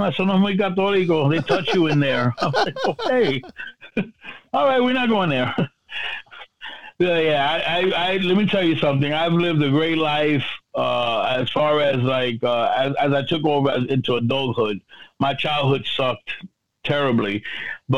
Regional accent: Puerto Rico; now in New York City, United States; I'm prideful and privileged not only as a Boricua, but also as a New York City resident, and also I'm an island boy, but a New York City resident

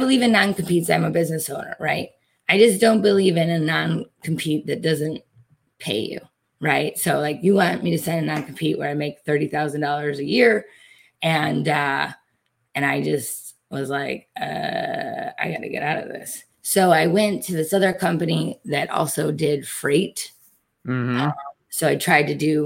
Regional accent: Detroit, Michigan, United States; I'm from Detroit. Automotive is one of our biggest industries

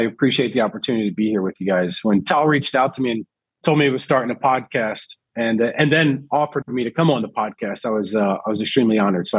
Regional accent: Philadelphia, Pennsylvania, United States; growing up in Philadelphia, I go to the bar with my dad. That was kind of just something you did in the neighborhood I grew up.

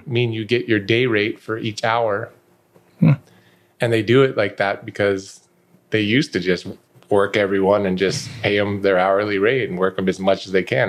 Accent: Denver, Colorado, United States; moved away as an adult; also born or lived in Minnesota / Las Vegas; I was a kid, I grew up in Denver

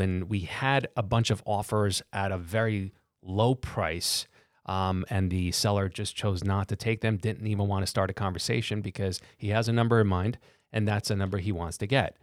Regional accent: New York City, New York, United States; born and raised in Brooklyn

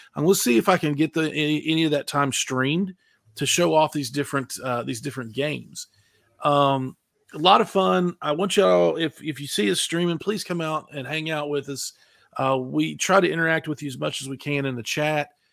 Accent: West Virginia, United States; I'm from West Virginia, so these little pop-up stores were everywhere

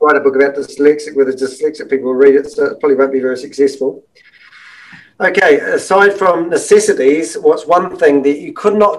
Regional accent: New Zealand; oh, I'm a New Zealander.

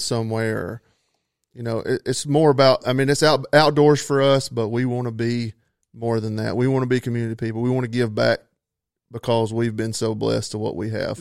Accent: North Georgia, United States; I'm from North Georgia, uh, born and raised

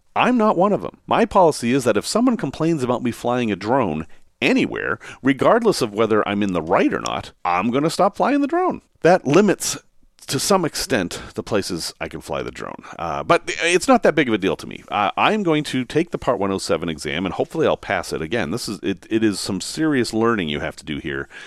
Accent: Massachusetts, United States; Growing up in Massachusetts

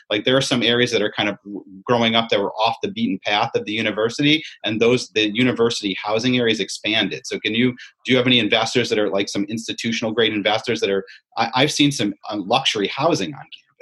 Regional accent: Syracuse, New York, United States; I grew up in Syracuse, as you see by my orange shirt

